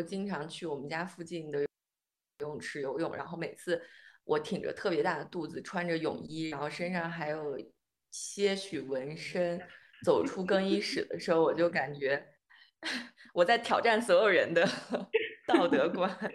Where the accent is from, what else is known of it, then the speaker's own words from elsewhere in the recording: Xi'an, Shaanxi, China; moved away as an adult; now in Germany; 我在西安长大的嘛，然后我上那个高中他住校